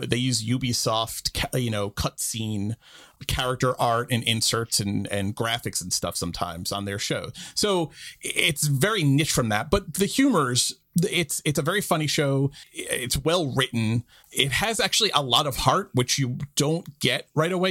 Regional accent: New York, United States; as a New Yorker

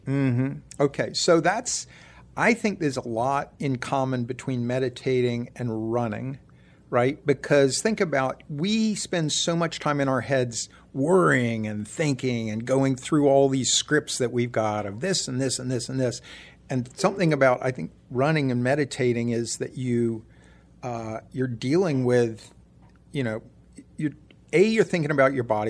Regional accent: Ohio, United States; I grew up in Ohio

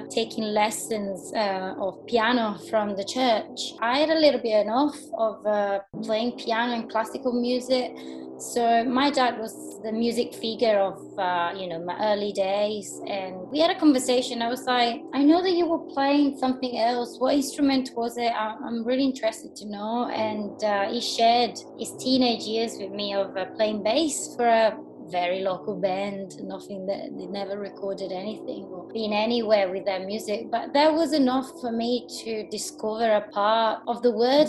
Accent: Tuscany, Italy; I'm Italian, I'm from Tuscany, I'm from the coast

